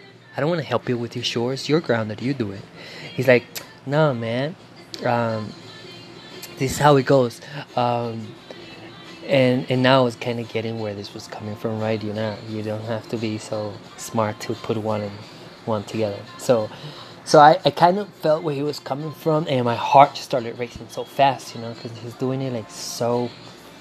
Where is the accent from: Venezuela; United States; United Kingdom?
Venezuela; English is a second language; moved away; Growing up in Venezuela